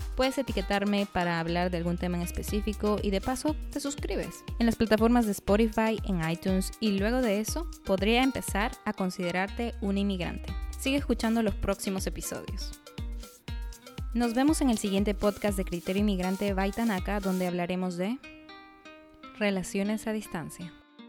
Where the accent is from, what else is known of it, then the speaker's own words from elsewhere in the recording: Arequipa, Peru; soy arequipeña. Digo, peruana